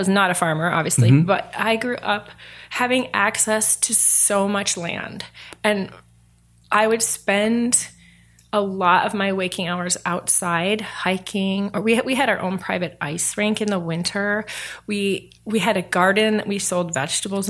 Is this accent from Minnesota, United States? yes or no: no; Fremont, Michigan, United States; I grew up in Fremont, Michigan, which is a little town an hour north of Grand Rapids, Michigan.